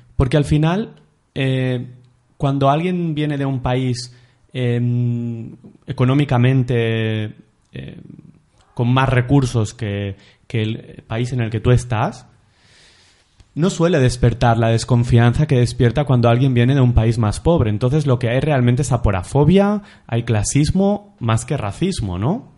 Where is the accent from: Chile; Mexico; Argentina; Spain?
Spain; Olesa de Montserrat, Catalonia; yo soy de Olesa, un pueblo que hay a unos 30 minutos de, Barcelona